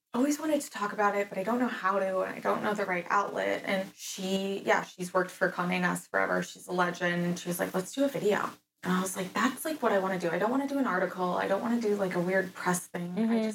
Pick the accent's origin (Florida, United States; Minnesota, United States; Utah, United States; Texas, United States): Florida, United States; I live for, I don't know if it's from growing up in Florida, live for hot sauce.